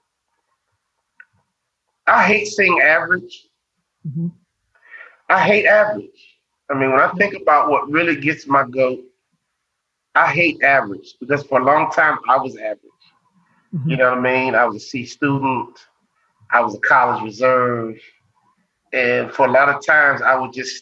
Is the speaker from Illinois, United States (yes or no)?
yes; Chicago, Illinois, United States; Growing up in Chicago